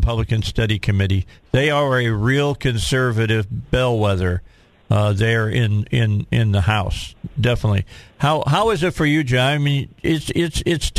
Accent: Indiana, United States; I'm from Indiana

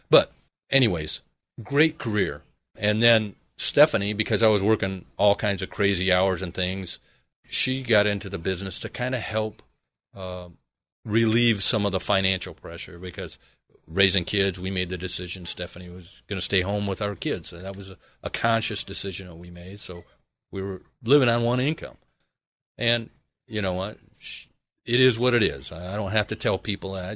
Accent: Michigan, United States; moved away as an adult; now in Arizona, United States; originally I am from Michigan

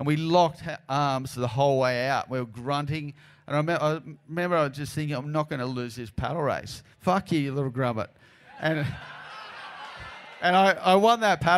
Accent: Narrabeen, New South Wales, Australia; I was from Narrabeen

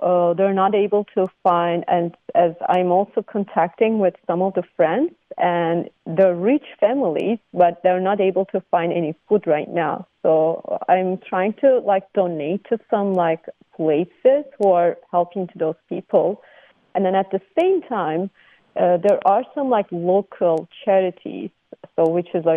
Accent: Gaziantep, Turkey; now in Contra Costa County, United States; I'm from Turkey, and my whole family, and I grew up in Gaziantep in Turkey

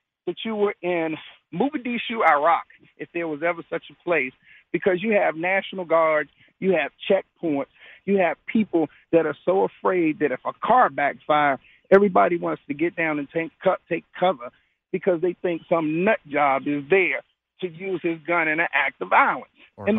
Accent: Washington, District of Columbia, United States; I'm from Washington, D.C. When I was a little boy, you could go up to the Capitol

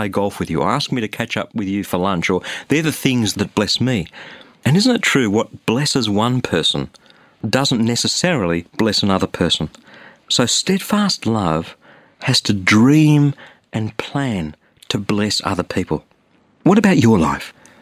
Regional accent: Sydney, New South Wales, Australia; I'm from Sydney, Australia.

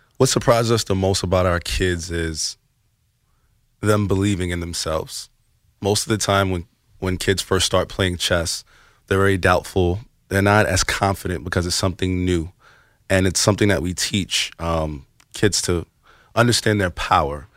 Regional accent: New York City, New York, United States; we're from the Bronx

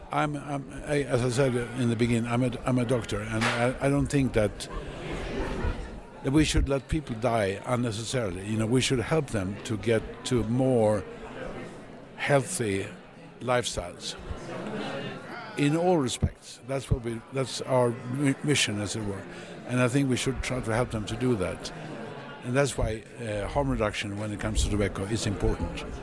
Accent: Sweden; I'm a physician from Sweden.

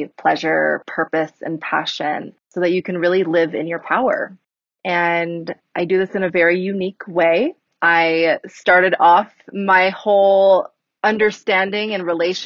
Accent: California, United States; moved away as an adult; now in Colorado, United States; I'm originally from California, moved to Colorado 2 years ago now

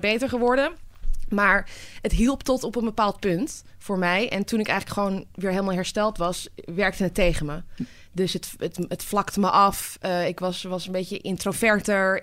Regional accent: Amsterdam, North Holland, Netherlands; ik ben geboren getogen in Amsterdam.

